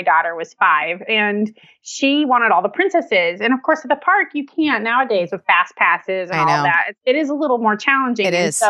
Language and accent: English; Florida, United States; moved away; although I'm from Florida originally.